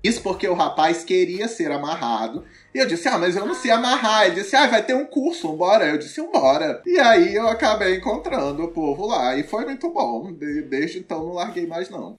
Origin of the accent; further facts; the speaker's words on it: Manaus, Amazonas, Brazil; sou lá de Manaus